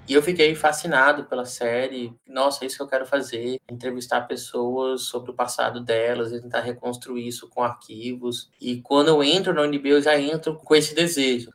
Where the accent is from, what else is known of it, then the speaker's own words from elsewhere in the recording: Brazil; Nós somos brasileiros